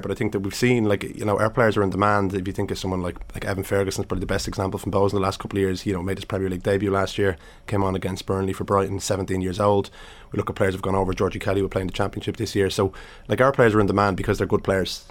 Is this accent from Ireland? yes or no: yes; Dublin, Leinster, Ireland; I grew up in Finglas